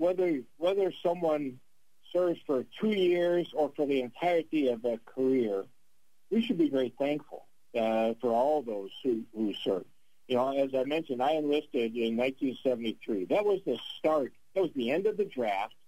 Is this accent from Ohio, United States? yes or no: yes; just outside of Cleveland, Ohio, United States; moved away; I grew up just outside of Cleveland, Ohio